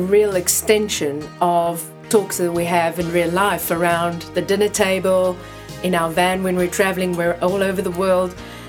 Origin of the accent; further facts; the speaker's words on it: South Africa; now in London, United Kingdom; …, South Africa too.